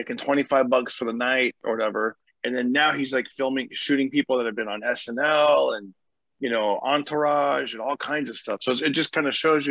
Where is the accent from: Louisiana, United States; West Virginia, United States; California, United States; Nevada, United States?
California, United States; Fresno; So I grew up in California. I grew up in Fresno